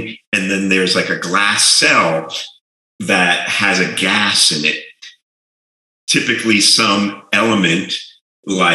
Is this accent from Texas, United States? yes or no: no; New York, United States; moved away as an adult; now in New Mexico, United States; I grew up in New York, and I had always lived in big cities